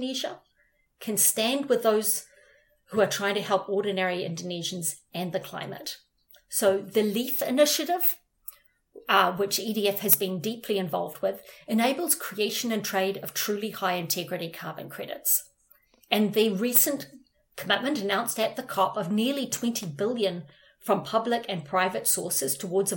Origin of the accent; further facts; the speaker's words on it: New Zealand; moved away; I am from New Zealand, maybe because I'm from such a little country